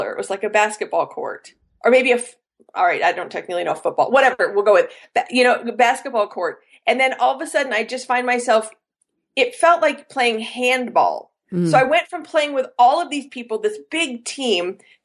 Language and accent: English; Colorado, United States; moved away as an adult; also born or lived in China / Beijing, China; now in Denver, United States; I grew up in Colorado